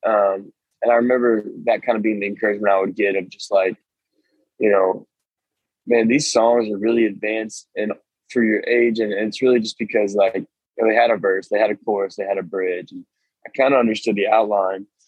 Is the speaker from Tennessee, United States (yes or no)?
yes; Nashville, Tennessee, United States; I grew up in Nashville